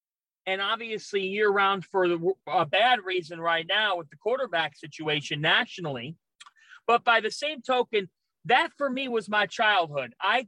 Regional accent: Cleveland, Ohio, United States; moved away as an adult; now in New Jersey, United States; I went to St. Ignatius High School in Cleveland.

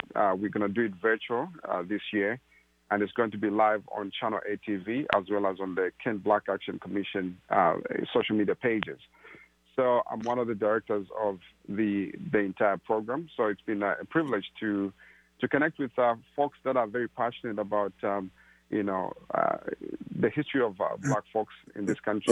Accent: Zambia; moved away as an adult; also born or lived in Malawi; now in Seattle, United States; I grew up in Zambia and uh, originally from Malawi

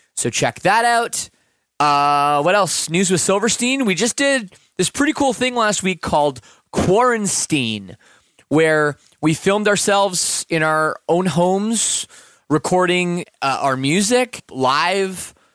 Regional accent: Canada; being Canadian

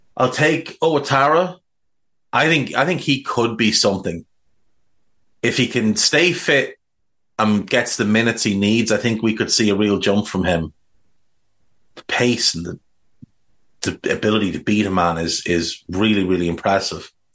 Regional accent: Ireland; I'm Irish

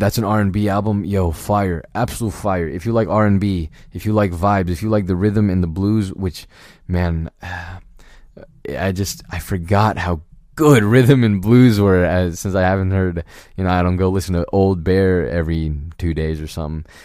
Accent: Virginia, United States; I, I grew up in Virginia.

